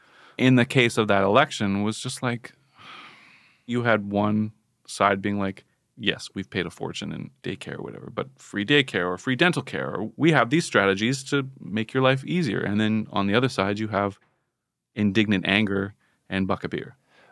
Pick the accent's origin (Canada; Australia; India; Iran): Canada; I think we had that as Canadians superficially